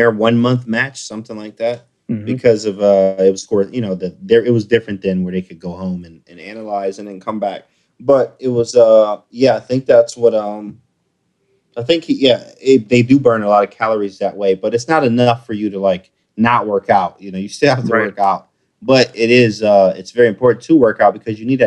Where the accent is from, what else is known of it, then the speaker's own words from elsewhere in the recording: Detroit, Michigan, United States; I'm from Detroit